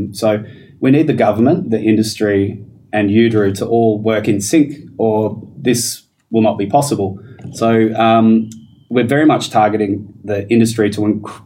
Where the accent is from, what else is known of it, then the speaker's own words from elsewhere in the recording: Perth, Western Australia, Australia; I'm from Perth